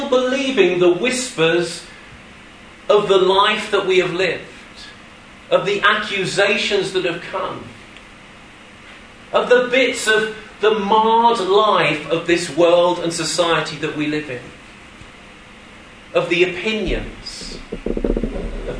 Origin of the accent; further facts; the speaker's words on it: Suffolk, East of England, United Kingdom; moved away; I'm sorry I'm English. I'm sorry I come from across the border. But that's not the fullness of my identity with you. Yes, I was born in Suffolk.